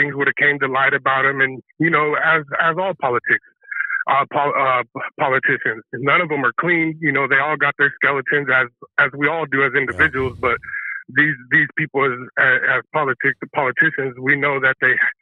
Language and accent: English; Northern California, United States; I was raised up here in Northern California